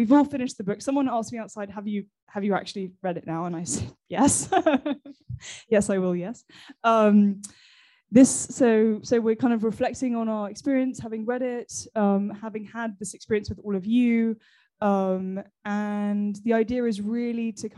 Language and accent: English; England, United Kingdom; now in Paris, France; I, as you can probably tell, am English